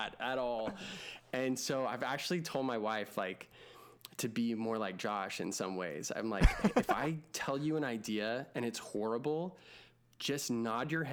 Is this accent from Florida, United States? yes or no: no; Texas, United States; growing up in Texas